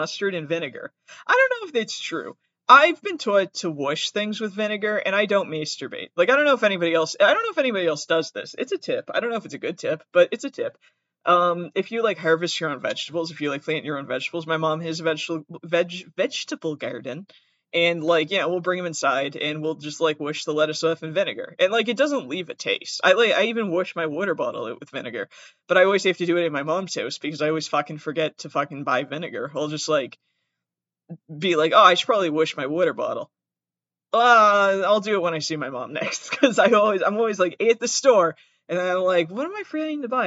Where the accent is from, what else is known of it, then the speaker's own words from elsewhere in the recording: Massachusetts, United States; I have an accent. I'm from Massachusetts.